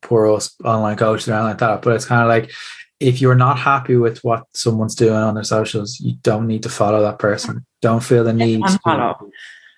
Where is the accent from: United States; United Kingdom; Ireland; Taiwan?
Ireland; I love being Irish